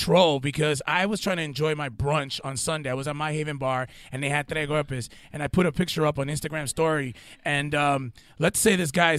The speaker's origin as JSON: {"language": "English", "region": "Connecticut", "country": "United States", "said": "I'm from Connecticut"}